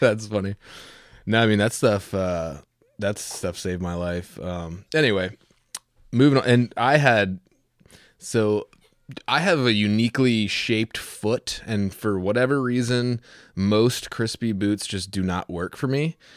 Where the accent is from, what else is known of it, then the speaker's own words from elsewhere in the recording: Southeast, United States; I come from the Southeast